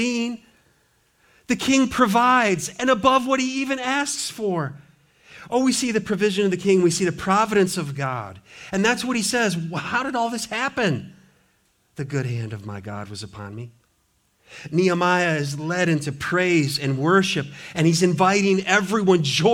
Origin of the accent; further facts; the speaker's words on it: Montana, United States; now in Richmond, United States; Growing up in Montana, you know, Montana, timber everywhere